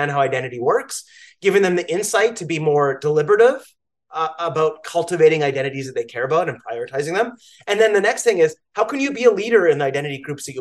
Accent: Canada; now in New York, United States; I am a Canadian. I'm a New Yorker

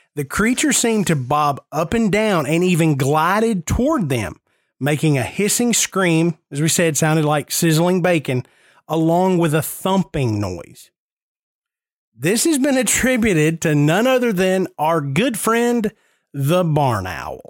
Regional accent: Nashville, Tennessee, United States; I'm born and raised in Nashville. I grew up ten minutes from downtown Nashville

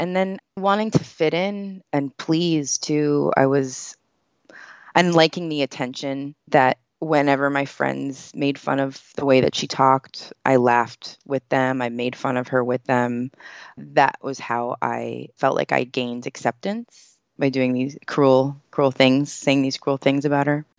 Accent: United States; I grew up here

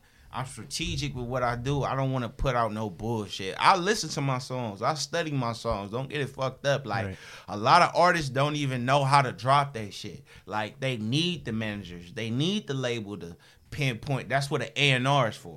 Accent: Los Angeles, California, United States; I grew up in South Central

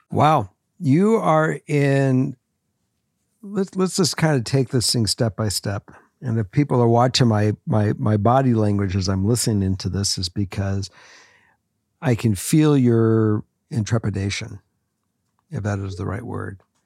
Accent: Los Angeles, California, United States; moved away as an adult; also born or lived in Minnesota; I was from Los Angeles

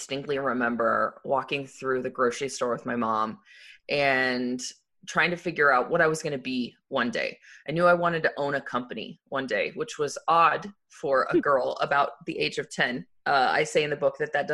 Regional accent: Arizona, United States; I grew up in Arizona

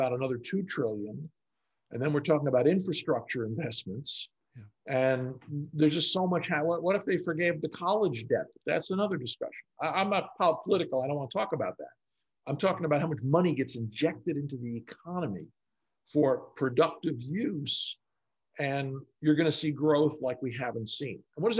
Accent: New York, United States; also born or lived in Boston; now in Texas, United States; I'm a New Yorker by birth, and I've lived in Boston and New York in dense cities.

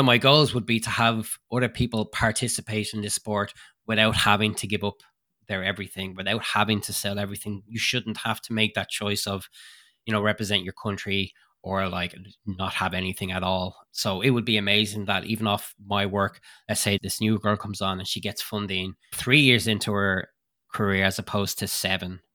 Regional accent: Ireland; moved away as an adult; now in Lake Placid, United States; I moved over from Ireland to be closer to the Lake Placid training facility

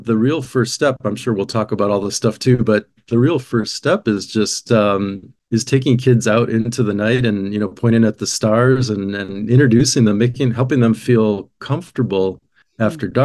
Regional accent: Minneapolis, Minnesota, United States; I grew up in Minneapolis and we have a cabin in the northern part of the state

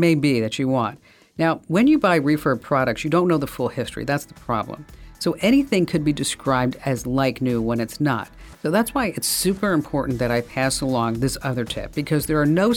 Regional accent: New Jersey, United States; I'm from New Jersey.

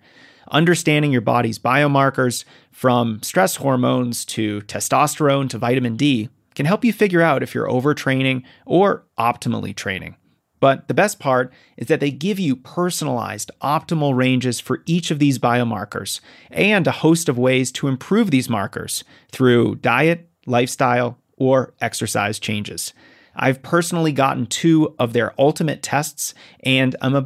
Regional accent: Colorado, United States; I'm from Colorado

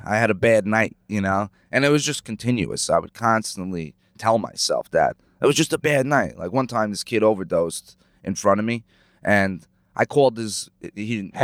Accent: Lake Grove, New York, United States; I grew up in Ronkonkoma, Lake Grove

